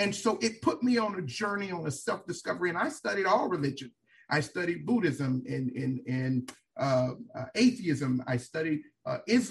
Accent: Miami, Florida, United States; now in Tallahassee, United States; I am from Miami, Florida. I grew up in a single-parent home.

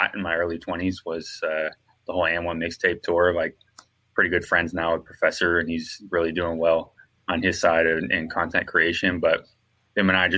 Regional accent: Santa Rosa, California, United States; now in Southern California, United States; I'm originally from Santa Rosa, California, which is about 40 minutes north of San Francisco, up in Northern California

